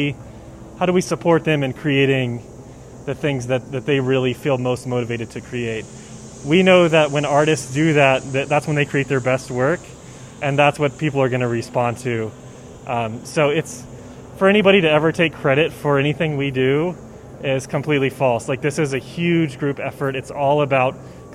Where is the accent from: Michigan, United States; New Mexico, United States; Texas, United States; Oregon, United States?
New Mexico, United States; Santa Fe; my hometown in Santa Fe